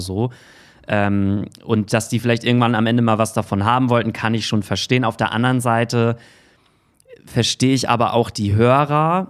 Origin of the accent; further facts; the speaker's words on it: Hamburg, Germany; ich komme halt aus Hamburg